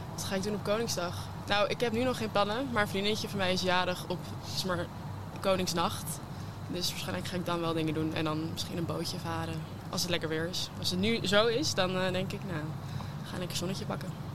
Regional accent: United States; now in Netherlands; ik kom zelf uit Amerika, dus ik heb ik ben hier niet opgegroeid.

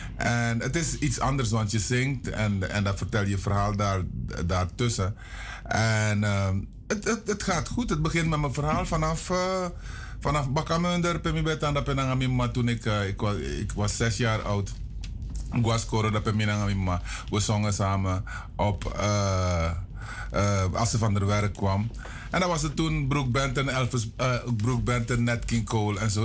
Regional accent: Paramaribo, Paramaribo District, Suriname; also born or lived in interior of Suriname; Ik ben geboren in Paramaribo, Richard straat. Maar toen ik 11 was, moest ik naar het internaat diep in het binnenland.

